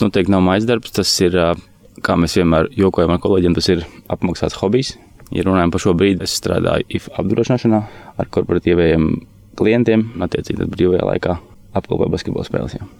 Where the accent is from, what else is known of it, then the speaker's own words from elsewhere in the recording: Olaine, Olaine Municipality, Latvia; also born or lived in Riga / Mārupe; Esmu no Rīgas, dzimis Rīgā. Varētu teikt, ka pirmos savus 15, 16 dzīves gadus eh, nodzīvoju Olainē